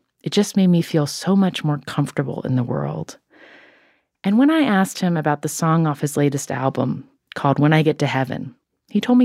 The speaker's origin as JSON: {"language": "English", "region": "West Virginia", "country": "United States", "tie": "born or raised there", "said": "when I was growing up in West Virginia"}